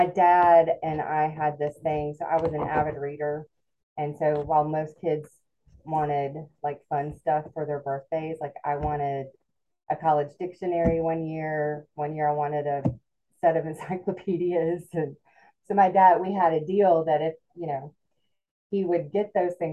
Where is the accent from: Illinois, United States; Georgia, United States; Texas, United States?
Georgia, United States; Alpharetta; I grew up in, when I was growing up, it was a small suburb about 35 minutes north of Atlanta called Alpharetta.